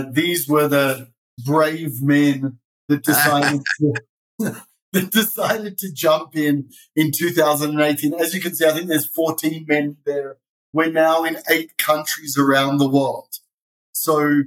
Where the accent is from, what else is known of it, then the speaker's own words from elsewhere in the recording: Sydney, New South Wales, Australia; now in Israel; I was born in Sydney, Australia. That's where the funny accent comes